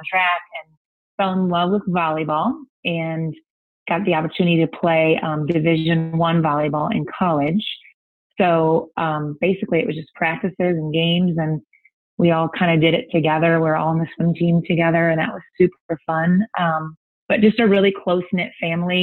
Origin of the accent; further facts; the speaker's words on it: Toledo, Ohio, United States; also born or lived in Milwaukee, Wisconsin; we were in South Toledo where I grew up since I was five, went to the same school since third through 12th grade